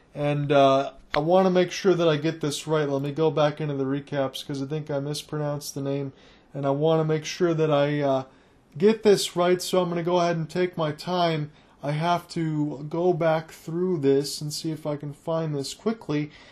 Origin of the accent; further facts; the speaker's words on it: Michigan, United States; I'm from Michigan